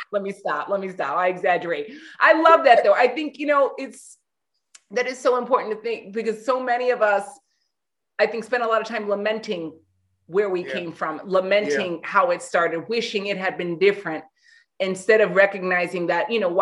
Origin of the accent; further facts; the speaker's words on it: New York, United States; also born or lived in Los Angeles; now in Cleveland, United States; Lived in LA, and then my husband brought me to Cleveland.